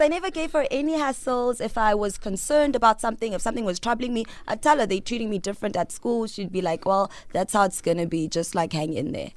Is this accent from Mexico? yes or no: no; Peddie, Eastern Cape, South Africa; I was born in Pedi. Pedi is in the Eastern Cape. It's between Grahamstown and King Williamstown